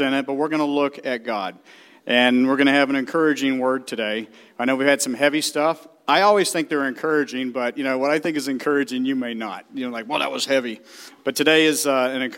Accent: the South, United States; I'm from the South

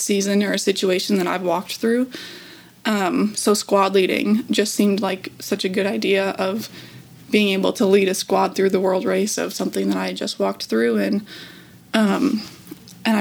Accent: Minnesota, United States; I'm from Minnesota.

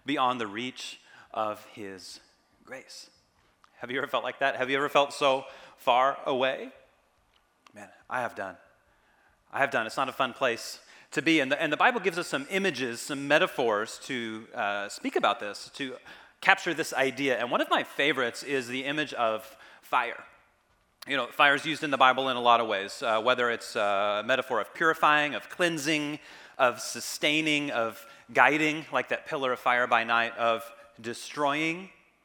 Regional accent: Kansas, United States; now in California, United States; I didn't grow up in California. I grew up in Kansas.

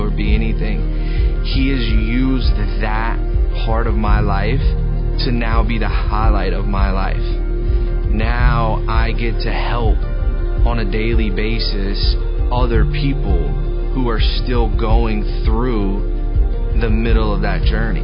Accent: Lincolnton, North Carolina, United States; I'm from Lincolnton, North Carolina. I grew up in a small town going to church.

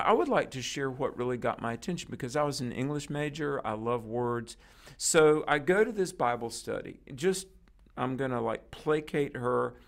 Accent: North Carolina, United States; my home state is North Carolina

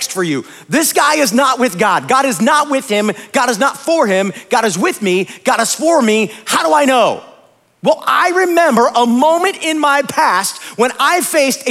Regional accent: Akron, Ohio, United States; now in Indianapolis, United States; I grew up in Akron, Ohio

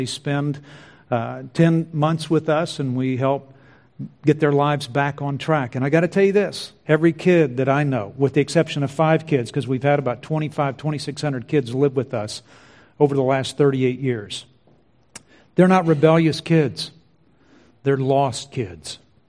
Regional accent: Vancouver, British Columbia, Canada; I'm from Vancouver, which evidently just rains 24/7, 365 days out of the year.

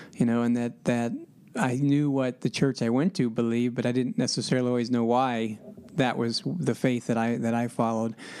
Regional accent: Columbus, Ohio, United States; moved away as an adult; also born or lived in Atlanta, Georgia / Greenville, South Carolina; now in West Lafayette, United States; I'm originally from Columbus, Ohio

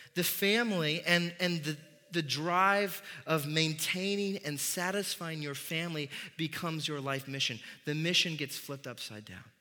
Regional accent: Midwest, United States; being a Midwesterner

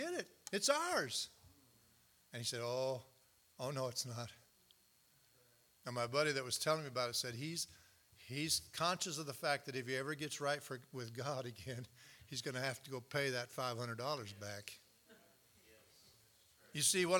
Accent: United States; also born or lived in Canada; I'm an American, I'm also a Canadian, but I'm most of all a Christian

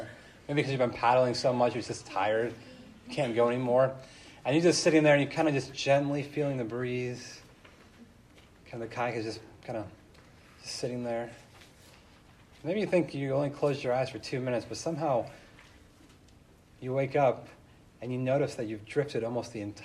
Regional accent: California, United States; I grew up in California, and just down the street from my house, there was two different lakes.

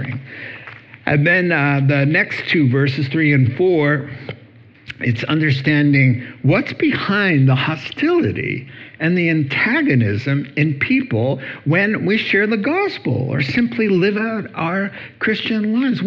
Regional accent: the South, United States; I'm from the South

